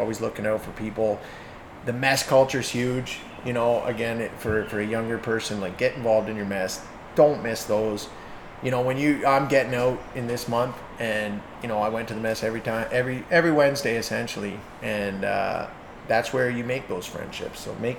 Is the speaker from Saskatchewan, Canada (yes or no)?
no; Hamilton, Ontario, Canada; I'll say this just to represent my hometown, and we've seen them come from Hamilton.